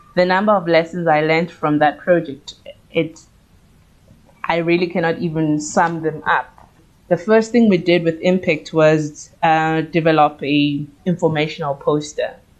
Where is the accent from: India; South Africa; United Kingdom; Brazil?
South Africa; Soweto, Gauteng; I am a Soweto born and raised baby, and I did most of my schooling in Soweto